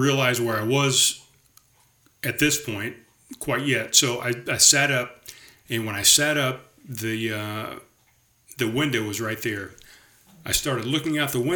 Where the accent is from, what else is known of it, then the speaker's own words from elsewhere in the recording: North Charleston, South Carolina, United States; moved away as an adult; also born or lived in Summerville, South Carolina; I definitely recognize this road as the road, North Haven Drive, that I grew up on in Pepper Hill